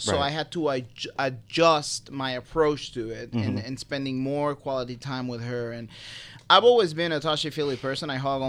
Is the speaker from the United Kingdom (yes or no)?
no; Puerto Rico; moved away; I'm from Puerto Rico.